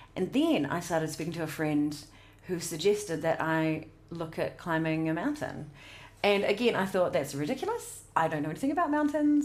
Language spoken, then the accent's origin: English; South Otago, New Zealand; I grew up in South Otago